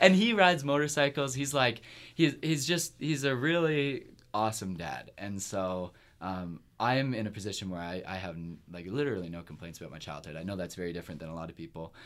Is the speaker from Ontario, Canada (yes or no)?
yes; Kingston, Ontario, Canada; moved away; my hometown's Kingston